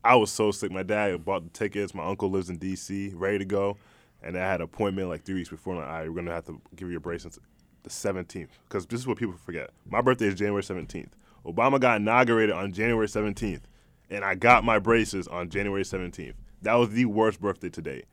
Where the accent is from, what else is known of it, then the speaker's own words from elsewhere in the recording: East Hartford, Connecticut, United States; when I moved from Hartford to East Hartford